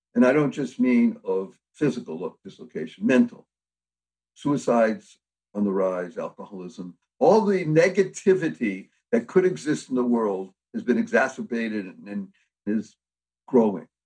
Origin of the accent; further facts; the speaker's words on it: Boston, Massachusetts, United States; I come from Boston, Massachusetts, so I know a little bit about New England